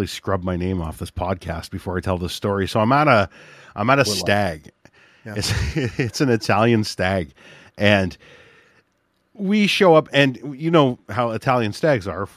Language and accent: English; Hamilton, Ontario, Canada; I'm from Hamilton